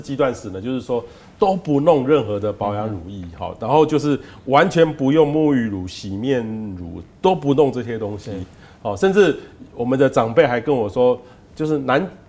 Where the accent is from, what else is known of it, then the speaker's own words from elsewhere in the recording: Taiwan; 其实皮肤癌我们台湾人发生的比例是没那么高，